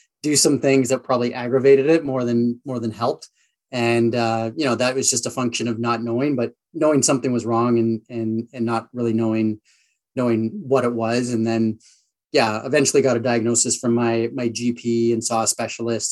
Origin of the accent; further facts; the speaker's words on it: Sault Ste. Marie, Ontario, Canada; also born or lived in Vancouver / upstate New York; And then I moved to Sault Ste. Marie, Ontario. So a smaller town in Northern Ontario where I grew up from sort of the age of 5 through high school